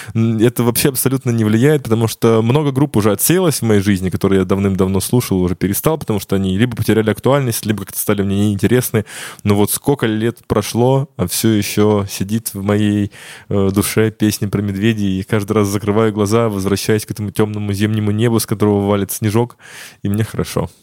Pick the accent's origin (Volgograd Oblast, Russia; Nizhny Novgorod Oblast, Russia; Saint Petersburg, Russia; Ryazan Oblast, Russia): Ryazan Oblast, Russia; Ryazan; moved away; я сам родом из города Рязани